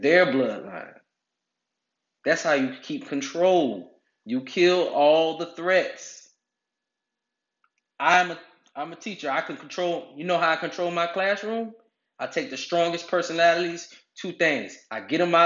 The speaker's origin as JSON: {"language": "English", "country": "United States", "tie": "born or raised there", "said": "growing up in America"}